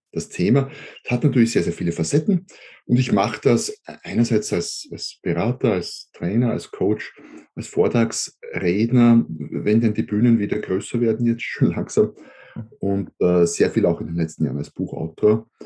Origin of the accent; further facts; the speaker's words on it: Austria; Ja, hallo, äh … ich bin Österreicher, wie man vermutlich hört, wohne ein Stück südlich von Wien